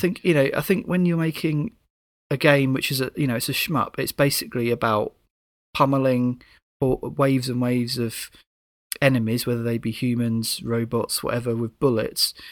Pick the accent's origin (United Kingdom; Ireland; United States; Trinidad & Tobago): United Kingdom; being a Brit